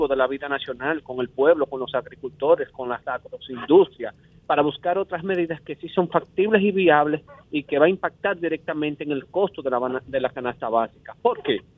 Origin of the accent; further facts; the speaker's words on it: Dominican Republic; Aquí debemos de unirnos todos como dominicanos, abrazarnos y buscar soluciones viables.